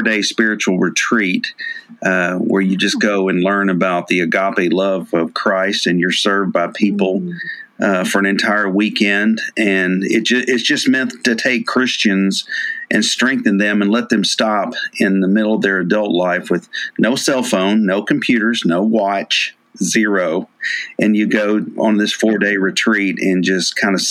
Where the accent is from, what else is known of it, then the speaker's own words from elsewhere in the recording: Memphis, Tennessee, United States; also born or lived in Nashville, Tennessee / New Orleans; From Memphis, Tennessee. I moved to Memphis from Nashville when I was 6 and grew up there.